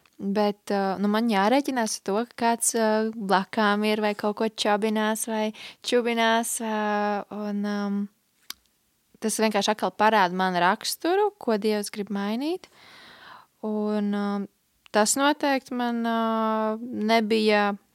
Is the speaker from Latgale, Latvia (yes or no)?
no; Liepāja, Kurzeme, Latvia; es nāku no Liepājas, esmu uzaugusi piecbērnu ģimenē